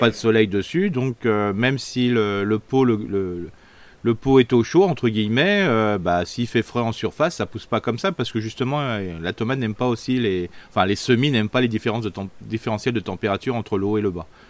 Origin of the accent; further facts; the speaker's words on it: Alsace, Grand Est, France; on est alsacien